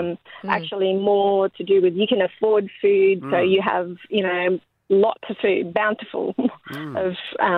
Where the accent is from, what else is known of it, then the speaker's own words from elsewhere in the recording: Philippines; now in Thornlands, Australia; I'm originally from the Philippines, and so our family gatherings are quite large.